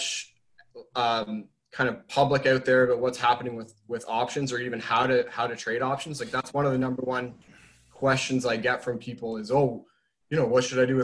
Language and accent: English; Oakville, Ontario, Canada; also born or lived in Hamilton, Ontario; now in Mississauga, Canada; I'm from Oakville, Ontario, Canada